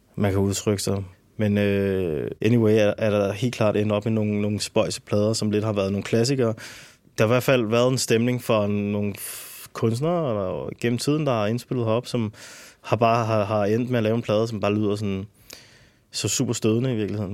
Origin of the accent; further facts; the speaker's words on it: Albertslund, Capital Region of Denmark, Denmark; jeg er født og opvokset i Alberslund